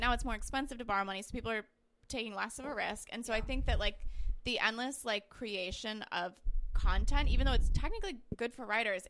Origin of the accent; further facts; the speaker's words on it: Albany, New York, United States; moved away; Nixxiom is one of the two cults in my hometown